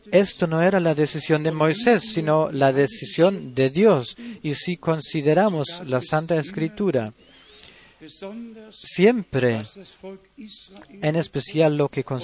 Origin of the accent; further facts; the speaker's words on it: Sheffield, Yorkshire and the Humber, United Kingdom; soy de Inglaterra, Sheffield y los saludo